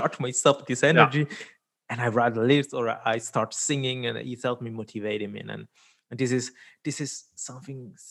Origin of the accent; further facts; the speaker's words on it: Switzerland; also born or lived in India; I was born in India, but I've been lucky enough to grow up here in Switzerland, middle of Europe